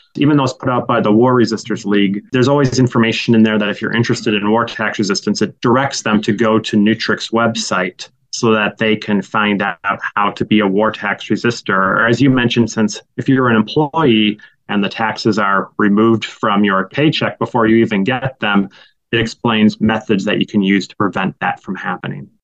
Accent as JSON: {"language": "English", "town": "Green Bay", "region": "Wisconsin", "country": "United States", "tie": "born or raised there", "moved": "as an adult", "lives_now": "Milwaukee, United States", "said": "as a high school student growing up in Green Bay"}